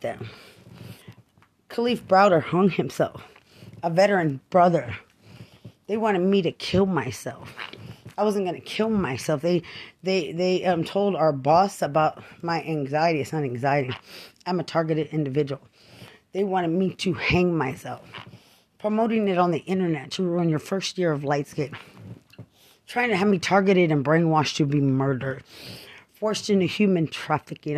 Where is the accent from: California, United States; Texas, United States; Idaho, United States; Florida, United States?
Texas, United States; Lubbock; now in San Antonio, United States; I'm from Lubbock, Texas